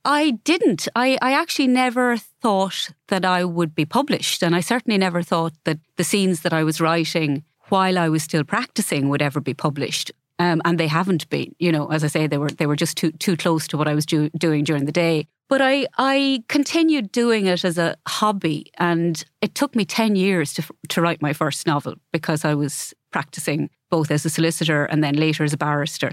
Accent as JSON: {"language": "English", "town": "Ballyfin", "region": "Laois", "country": "Ireland", "tie": "born or raised there", "also_born_or_lived": "Carndonagh", "moved": "as an adult", "said": "I grew up in Laois"}